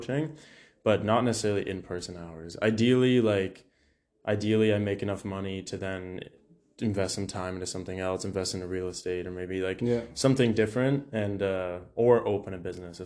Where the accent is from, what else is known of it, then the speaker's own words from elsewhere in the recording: Orillia, Ontario, Canada; now in London, Canada; my back hometown in Orillia